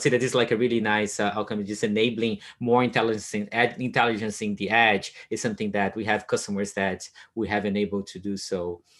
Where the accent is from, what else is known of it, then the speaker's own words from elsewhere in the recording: Brazil; moved away as an adult; I grew up in Brazil